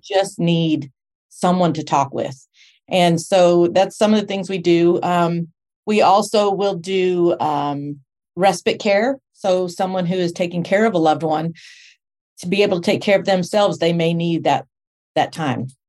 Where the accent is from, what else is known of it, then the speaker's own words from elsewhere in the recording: Texas, United States; moved away as an adult; also born or lived in Spring, Texas; now in Portland, Tennessee, United States; I'm from Texas